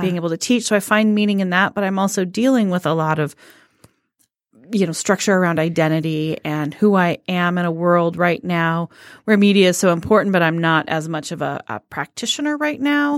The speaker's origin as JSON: {"language": "English", "region": "Colorado", "country": "United States", "moved": "as an adult", "lives_now": "Detroit, United States", "said": "I never felt like a Michigander, and I'm from Colorado"}